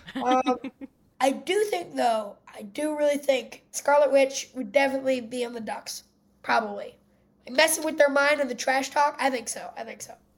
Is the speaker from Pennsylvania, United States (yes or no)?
yes; Philadelphia, Pennsylvania, United States; I'm from Philadelphia